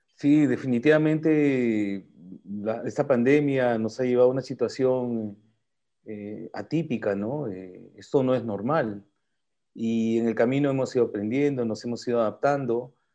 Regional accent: Peru; soy peruano, pero también tengo mis raíces japonesas

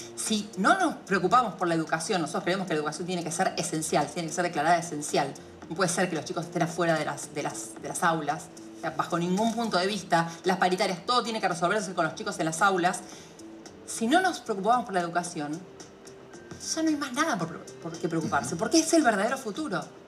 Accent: Argentina; como argentinos

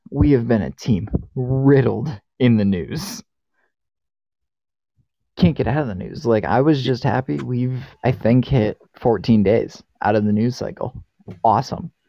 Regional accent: Boston, Massachusetts, United States; because I grew up in Boston.

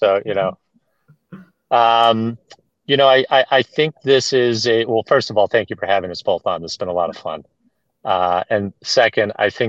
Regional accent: Boston, Massachusetts, United States; You know, I'm a Bostonian, so well, I always try to, you know

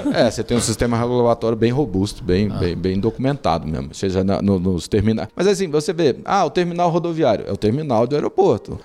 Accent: Brasília, Federal District, Brazil; Quando nós nos mudamos para Brasília, eu tinha 5 anos de idade. E aí eu fui criado em Brasília

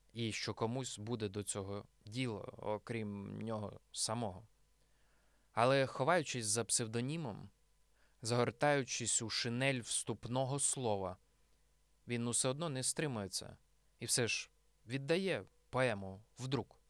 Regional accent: Nizhyn, Chernihiv Oblast, Ukraine; моєму рідному місті Ніжині

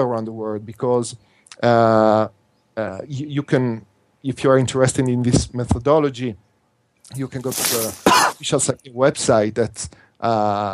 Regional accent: Italy; accent: Italian; first language Italian; English is a second language; this is not my first language because my first language is Italian.

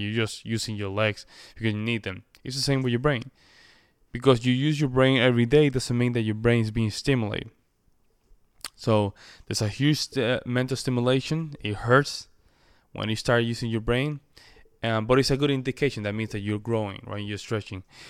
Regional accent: Puerto Rico; first language Spanish; English is a second language; I'm a Spanish speaker by nature, right? I, I, I come from the Commonwealth of Puerto Rico.

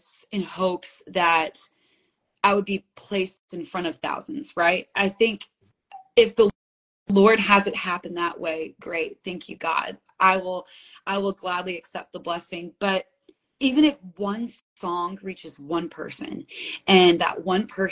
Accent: United States; also born or lived in Manhattan; I grew up right outside of New York City

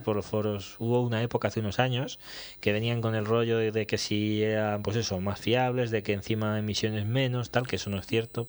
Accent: Aragon, Spain; moved away; also born or lived in Zaragoza / Teruel; soy sigo siendo aragonés. Bueno, nacido en el carnet pone Zaragoza, ah, aunque pasé mucho tiempo en Teruel, sí, pero también he vivido en Zaragoza pues 12 o 14 años

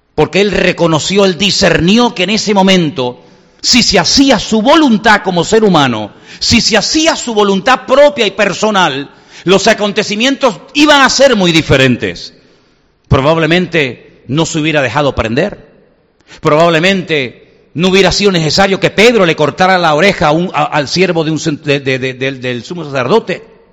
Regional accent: Venezuela; now in Spain; Enseguida me vinieron los recuerdos de mi infancia, cuando yo vivía en Venezuela

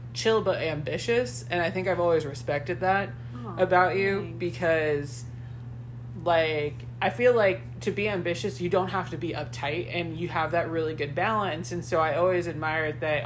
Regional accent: California, United States; I am West Coast. Born and raised in California

